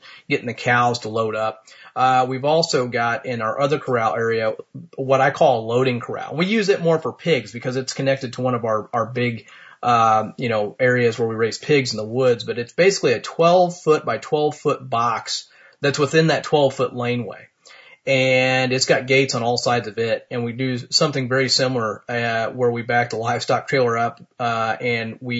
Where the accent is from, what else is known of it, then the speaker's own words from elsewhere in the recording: Martinsville, Indiana, United States; here in my hometown of Martinsville, Indiana